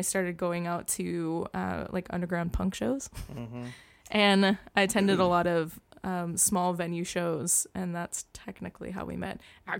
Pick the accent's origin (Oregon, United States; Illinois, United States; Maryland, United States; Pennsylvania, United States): Oregon, United States; Boring; born or raised there